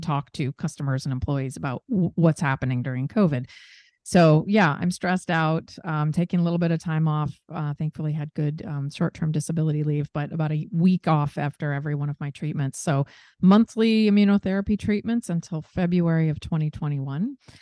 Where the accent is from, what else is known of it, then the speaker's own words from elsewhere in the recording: Seattle, Washington, United States; moved away as an adult; also born or lived in New York; my hometown of Seattle